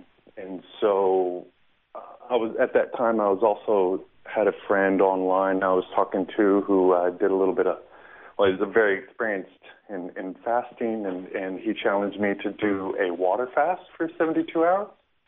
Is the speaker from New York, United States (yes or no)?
no; El Paso, Texas, United States; I'm originally from El Paso, Texas. That's kind of West Texas in the desert region bordering Mexico and New Mexico.